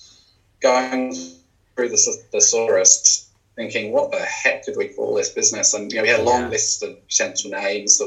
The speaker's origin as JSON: {"language": "English", "country": "United Kingdom", "also_born_or_lived": "London", "moved": "as an adult", "lives_now": "Hawke's Bay, New Zealand", "said": "originally I'm from the UK"}